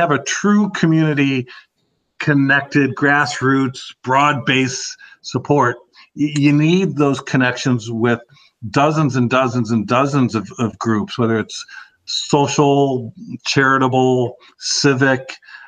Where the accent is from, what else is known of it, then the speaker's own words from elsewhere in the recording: Madison, Wisconsin, United States; Certainly my home state was a big part of it. Madison, I think, is, you know, almost an ideal market because it's a very young place.